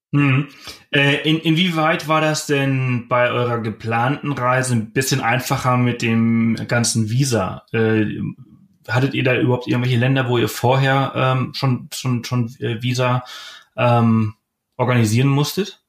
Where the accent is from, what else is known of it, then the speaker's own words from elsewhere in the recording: Germany; wir als Deutsche